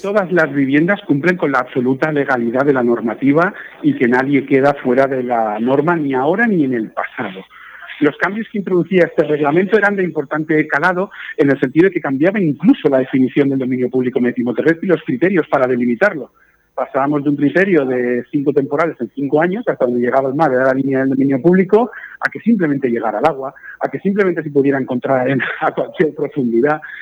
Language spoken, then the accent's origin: Spanish; Guardamar del Segura, Valencian Community, Spain; yo soy de Guardamar del Segura